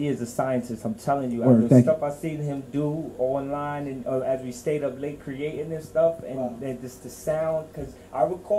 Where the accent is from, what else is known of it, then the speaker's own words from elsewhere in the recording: New York City, New York, United States; also born or lived in Sheepshead Bay, Brooklyn; I was born in Flatbush and I moved to Sheepshead Bay.